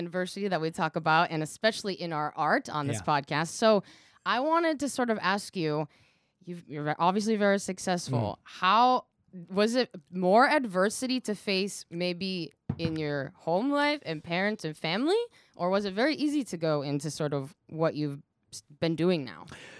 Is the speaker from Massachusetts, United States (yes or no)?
yes; Boston, Massachusetts, United States; I hail from Boston, Massachusetts.